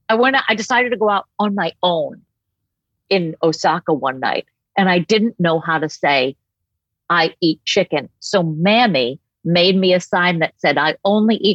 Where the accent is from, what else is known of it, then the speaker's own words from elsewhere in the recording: Boston, Massachusetts, United States; also born or lived in New Hampshire / Maine; Like I grew up in Boston and New Hampshire and Maine, that whole like the area where you could get good lobster and stuff like that. Never grew up eating a lick of fish.